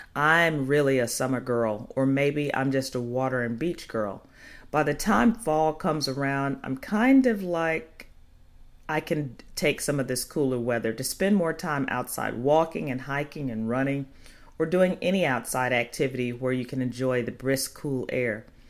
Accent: Chicago, Illinois, United States; moved away; Chicago, my hometown.

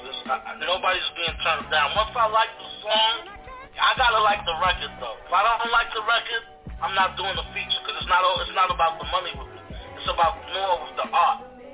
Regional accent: Belize; also born or lived in Jamaica (roots) / Mexico (roots); now in United States; I'm not from this country. I'm originally from Belize. I'm a Belizean. And I got Jamaican roots.

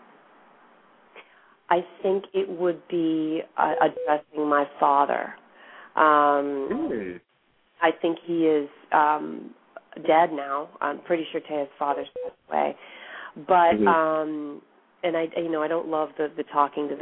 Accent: outside of Boston, Massachusetts, United States; my parents are from Argentina, and I grew up outside of Boston, in a suburb outside of Boston where there weren't many Latinos

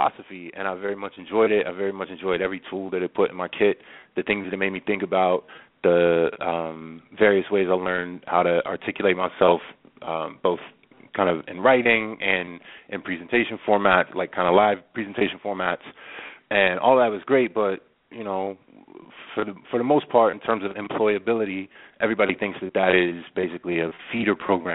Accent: Greensboro, North Carolina, United States; I'm from Greensboro, North Carolina

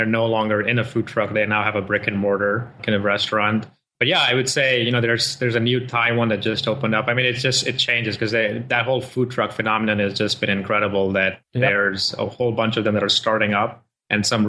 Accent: Nigeria; moved away as an adult; also born or lived in India (parents) / Rochester, New York / Dallas, Texas; now in Austin, United States; I am born to parents from India, but I grew up in Africa, in Nigeria, did my schooling there, and then came here for university in upstate New York

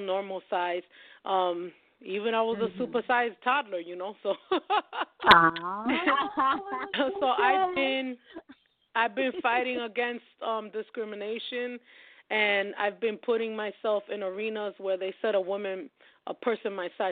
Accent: New York, United States; I'm from New York

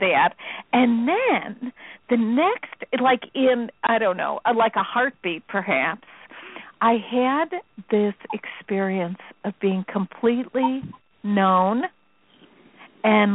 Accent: Chicago, Illinois, United States; I'm from Chicago. We don't use words like that.

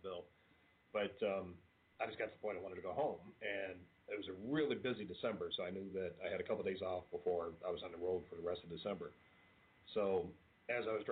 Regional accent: Kentucky, United States; also born or lived in Toledo, Ohio; we're from Kentucky

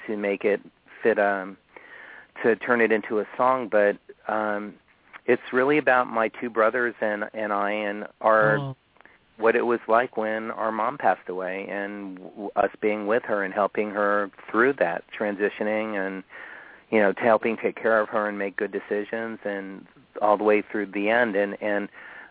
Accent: Miami, Florida, United States; moved away; my hometown of Florida, you know, in Miami

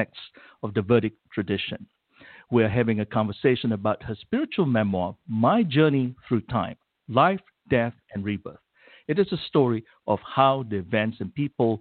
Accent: Malaysia; now in United States; I'm originally from Malaysia

